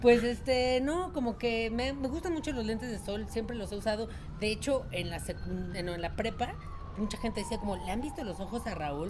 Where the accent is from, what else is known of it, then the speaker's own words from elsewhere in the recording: Mexico City, Mexico; also born or lived in Jalisco; Jalisco, pero siempre he vivido en mi ci-, en la Ciudad de México